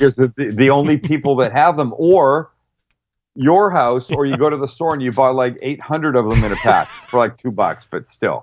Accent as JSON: {"language": "English", "region": "British Columbia", "country": "Canada", "moved": "yes", "said": "I'm from Canada, and where the province of British Columbia, where I'm from"}